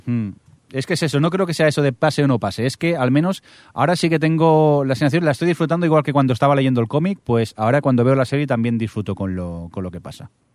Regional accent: a town near Barcelona, Catalonia, Spain; en el cine de mi pueblo

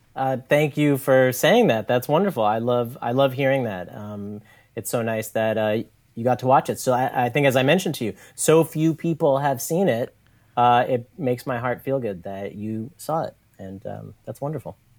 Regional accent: New York City, New York, United States; also born or lived in Brooklyn; I grew up in New York City. I grew up on the Lower East Side

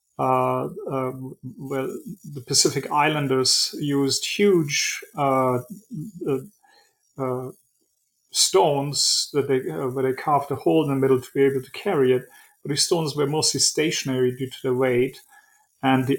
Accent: Germany; moved away as an adult; also born or lived in Switzerland; now in New York City, United States; I was born and raised in Germany, then moved to Switzerland, and in 1999 moved to the US, New York City

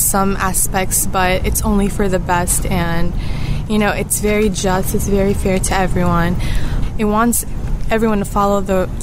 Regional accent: United States; I was born in the United States, but my parents are from

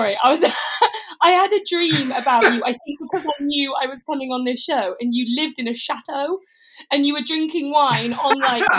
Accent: United Kingdom; accent: clipped British; the clipped British.

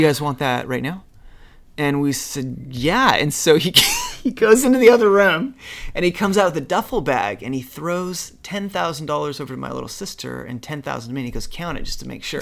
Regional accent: Utah, United States; moved away; you're just some kid from Utah, so I grew up in Utah.

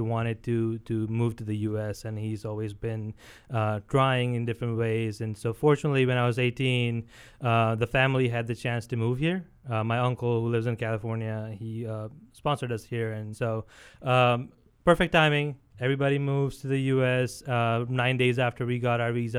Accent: India; now in United States; born and brought up in India

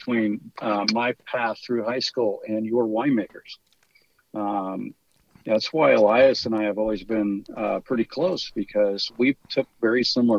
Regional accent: St. Helena, California, United States; I have one older sister, and she still works and lives in the valley here in St. Helena. So, you know, our whole family's been raised here for five generations.

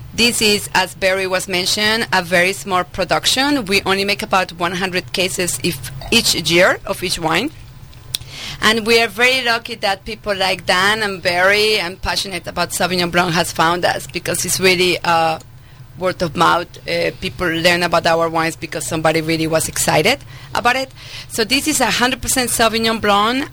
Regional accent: Medellín, Antioquia, Colombia; English is a second language; moved away as an adult; also born or lived in France / Sonoma County, California; now in California, United States; I was actually born and raised in Medellin, Colombia, in South America

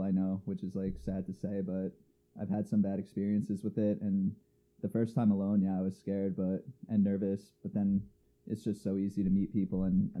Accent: Long Island, New York, United States; moved away as an adult; also born or lived in Connecticut / Yonkers / Hawaii; Pretty much born and raised on Long Island, went to college in Connecticut, studied there for 4 years, University of New Haven, graduated with a psychology degree, then worked in Yonkers, moved back to New York after college.

